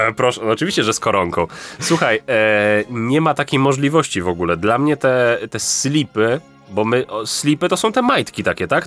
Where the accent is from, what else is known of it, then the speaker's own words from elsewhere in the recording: Lesser Poland, Poland; u mnie w Małopolsce